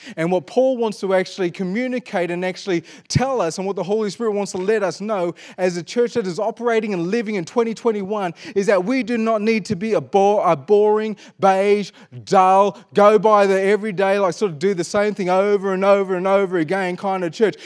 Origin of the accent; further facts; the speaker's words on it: Perth, Western Australia, Australia; I was born in Perth, Western Australia